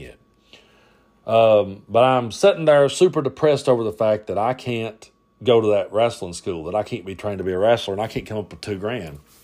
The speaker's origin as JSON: {"language": "English", "town": "Middlesboro", "region": "Kentucky", "country": "United States", "tie": "born or raised there", "also_born_or_lived": "Tazewell, Claiborne County, Tennessee", "moved": "yes", "lives_now": "Cumberland Gap, Tennessee, United States", "said": "I grew up, uh, in Middlesboro"}